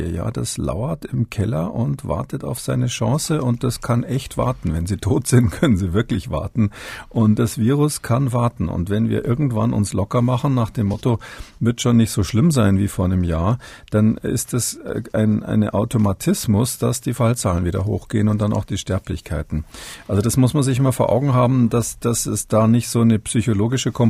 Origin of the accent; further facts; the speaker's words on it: Munich, Bavaria, Germany; born there; da ich ja gebürtiger Münchner bin, ist es natürlich so, dass ähm, ich nicht drumherum